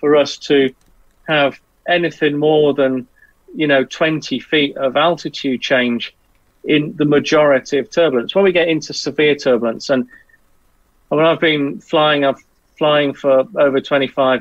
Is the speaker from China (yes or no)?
no; Southwest Wales, United Kingdom; I grew up in Southwest Wales